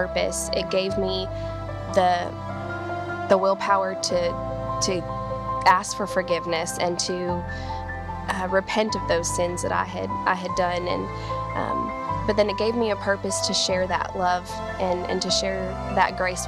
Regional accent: Southern California, United States; moved away as an adult; now in Texas, United States; I decided to pack up and move to Texas. I'm from Southern California

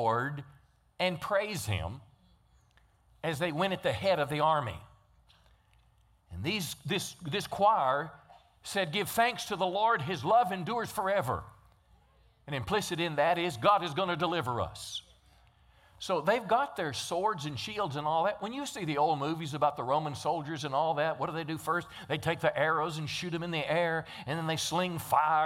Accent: Texarkana, United States; we're from Texarkana

